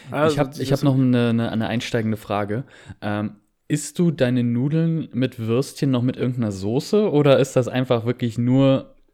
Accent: East Germany, Germany; ich bin ja auch im Osten groß geworden und meine Mutter kommt ja auch aus äh, Ostdeutschland, also aus der, aus der ehemaligen DDR.

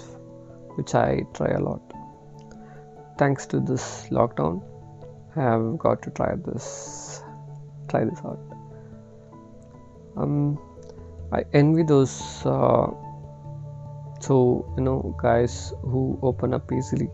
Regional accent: Bangalore, Karnataka, India; I'm from Bangalore, India, and currently working with a financial institute

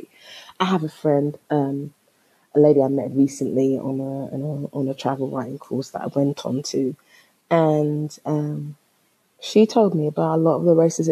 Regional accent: London, United Kingdom; I'm from London

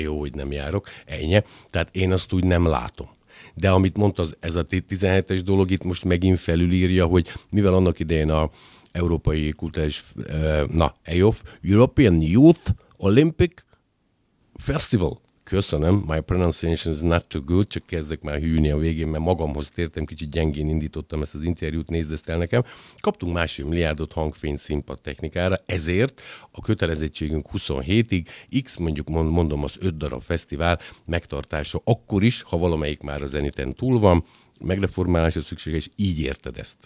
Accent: Győr, Győr-Moson-Sopron, Hungary; lokálpatrióta győriként

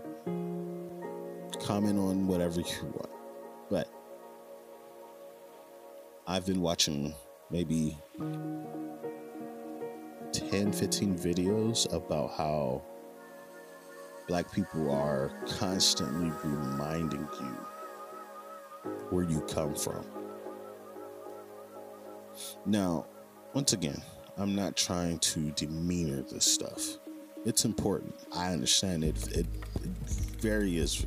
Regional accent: United States; I'm in America now. I'm American.

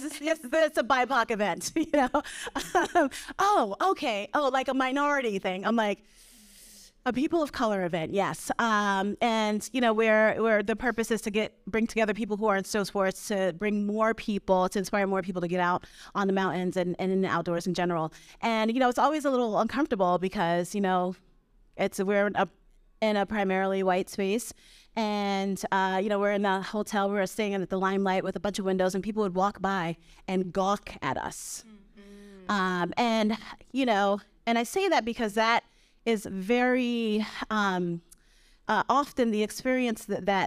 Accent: Brooklyn, New York, United States; now in Vermont, United States; I grew up in Brooklyn.

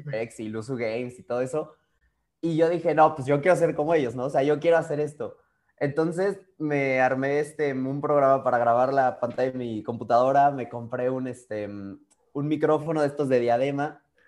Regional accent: Mexico; yo más mexicano que el nopal

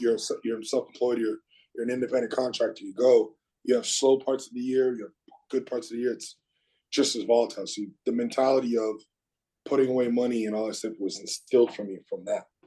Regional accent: South Shore, Quebec, Canada; I was a kid and I, I grew up in the South Shore.

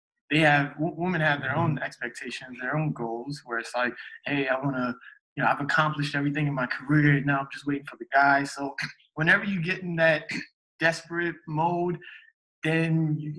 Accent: Nigeria; I'm Nigerian.

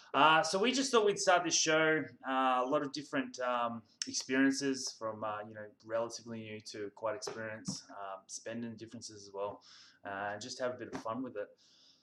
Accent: Australia; I'm from Australia

